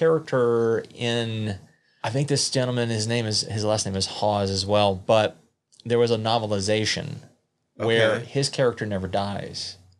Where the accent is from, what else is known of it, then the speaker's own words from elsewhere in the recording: Southeast, United States; I'm from the Southeast